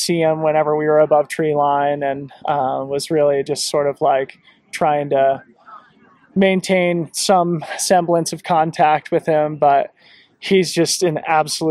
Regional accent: Colorado, United States; I grew up here in Colorado

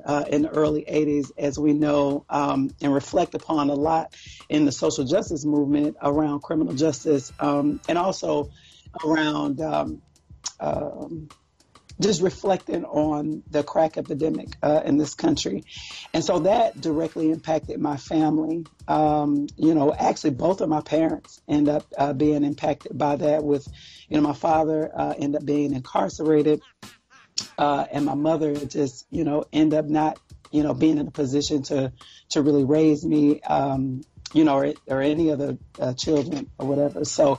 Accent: Cleveland, Ohio, United States; So I'm from Cleveland, Ohio. I was born in Cleveland, Ohio. I'm an 80s baby. Mm-hmm. So I spent the first several years of my life in Cleveland.

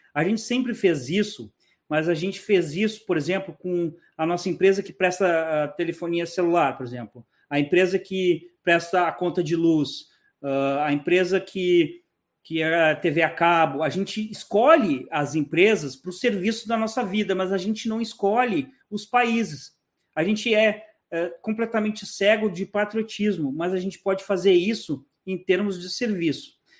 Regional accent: Porto Alegre, Rio Grande do Sul, Brazil; moved away as an adult; also born or lived in Florida; now in Panama; eu sou gaúcho, eu sou de Porto Alegre

